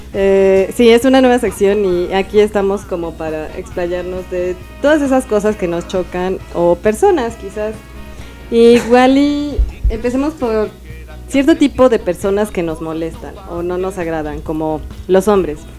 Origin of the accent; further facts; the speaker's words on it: Mexico City, Mexico; los que somos de la Ciudad de México